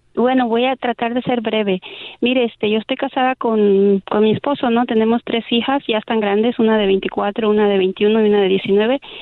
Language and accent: Spanish; Mexico; yo soy mexicana